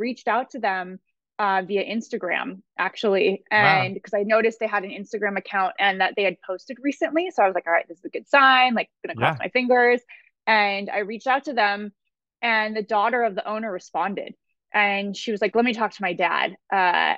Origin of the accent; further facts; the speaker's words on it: Pasadena, California, United States; also born or lived in Alhambra / Los Angeles; I grew up in Pasadena, actually. And so Pasadena and Alhambra. So yes, I am an LA girl